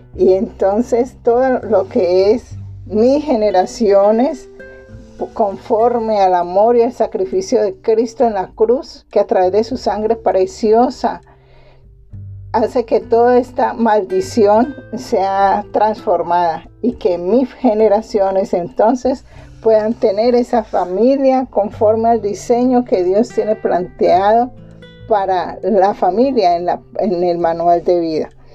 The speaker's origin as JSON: {"language": "Spanish", "country": "Colombia", "said": "aquí en mi país, en Colombia"}